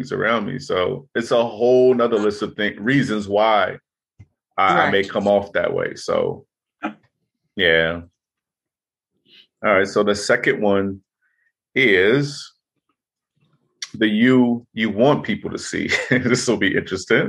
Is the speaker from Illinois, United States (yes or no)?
yes; Chicago, Illinois, United States; growing up in Chicago, growing up in rough neighborhoods